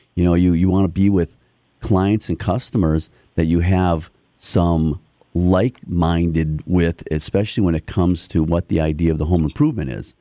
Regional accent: Milwaukee, Wisconsin, United States; now in Muskego, United States; so I'm a local guy. I grew up in Milwaukee.

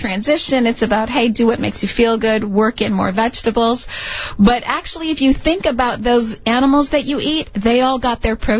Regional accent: Chicago, Illinois, United States; I grew up in Chicago, so I eat meat and potatoes like everybody else.

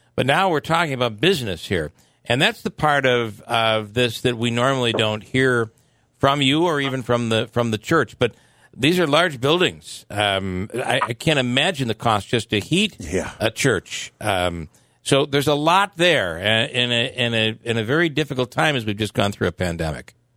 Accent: the Mohawk Valley, New York, United States; I grew up in the Valley and spent some time at St. Mary's in Little Falls

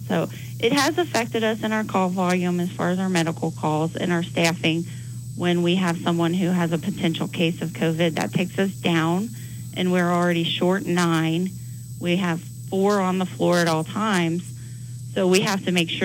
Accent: Cincinnati, Ohio, United States; moved away as an adult; now in Cheyenne, United States; I'm actually from Cincinnati, Ohio, and just moved here a year ago this week

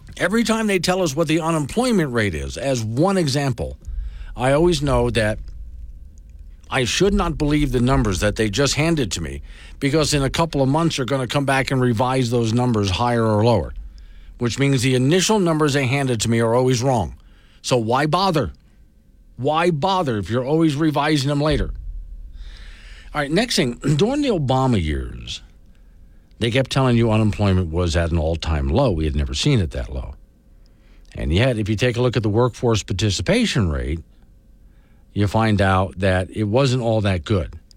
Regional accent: Florida, United States; the islands I grew up on in Florida, which were down sort of uh, just just north of the Everglades on the west coast of Florida

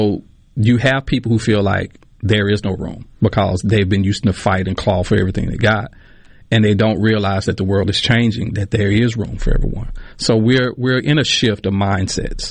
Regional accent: Yazoo City, Mississippi, United States; I'm from Yazoo City, and I just loved it

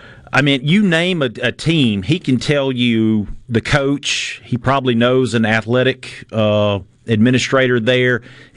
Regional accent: North Mississippi, United States; I'm from North Mississippi, where private academy schools are not a big thing.

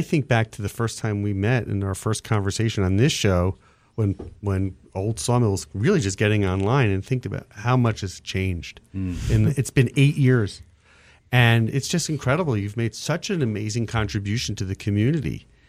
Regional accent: New Jersey, United States; I'm from Jersey.

